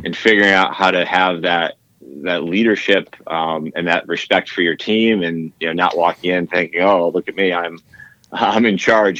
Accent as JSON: {"language": "English", "region": "Northeast", "country": "United States", "tie": "born or raised there", "said": "I grew up in the Northeast"}